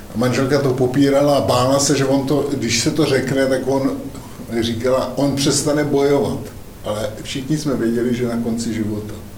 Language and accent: Czech; Zábřeh, Olomouc Region, Czechia; sám jsem z Zábřeha